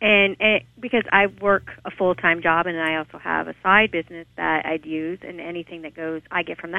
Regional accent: California, United States; now in Milford, United States; I'm originally from California. I'm not from Delaware.

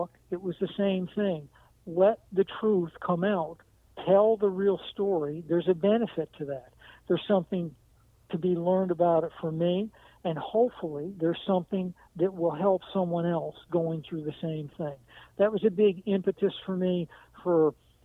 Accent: New England, United States; I was born in New England

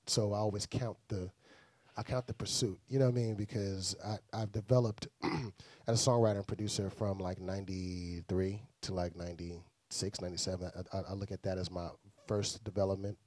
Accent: Houston, Texas, United States; also born or lived in Miami, Florida; I'm originally from Miami, Florida, born there, from Bahamian descent. Um, raised in Houston, Texas, from Houston.

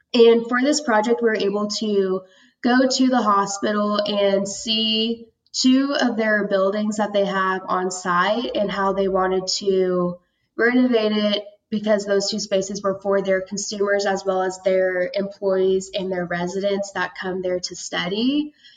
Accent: Tulsa, Oklahoma, United States; also born or lived in Georgia / Norman, Oklahoma; I was um, born in Georgia, but I was raised in Tulsa most of my life. And I grew up there

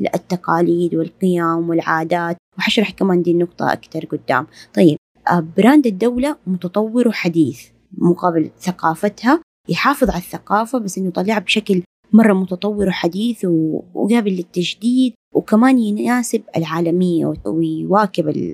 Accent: Saudi Arabia; نحن مرة عندنا في السعودية

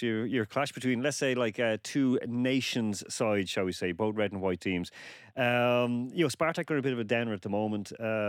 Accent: Dublin, Leinster, Ireland; I said, "From Dublin."

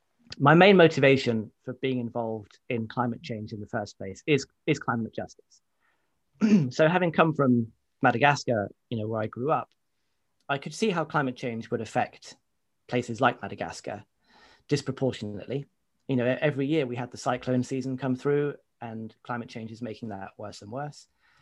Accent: United Kingdom; certainly growing up in Britain, are that racism is about personal prejudice. So, you know, if I go out into the street here in Luton

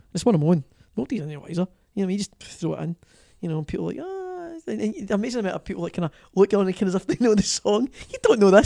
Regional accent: Greenock, Scotland, United Kingdom; accent: Scottish; my hometown of Greenock

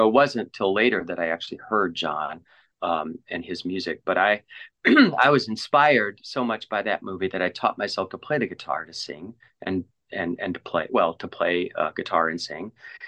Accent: St. Louis, Missouri, United States; I grew up in St. Louis.

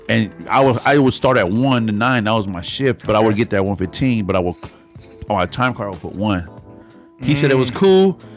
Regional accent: San Francisco, California, United States; I'm from San Francisco

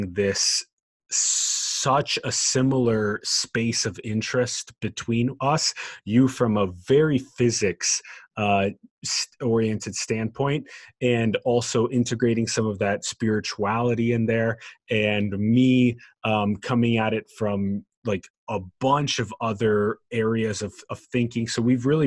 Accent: United States; My mother coming to the United States and birthing me here

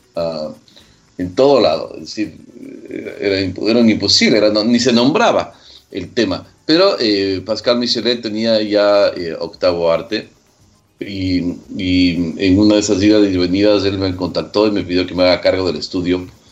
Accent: Quito, Pichincha, Ecuador; also born or lived in Manta, Ecuador; nací en Manta. Claro, me crié en Quito totalmente

